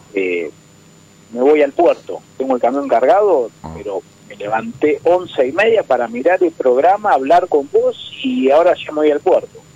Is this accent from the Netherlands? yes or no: no; Chivilcoy, Buenos Aires Province, Argentina